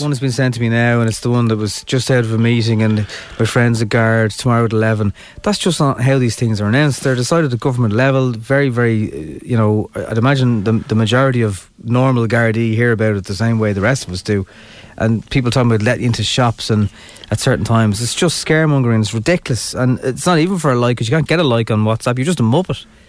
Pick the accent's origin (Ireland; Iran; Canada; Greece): Ireland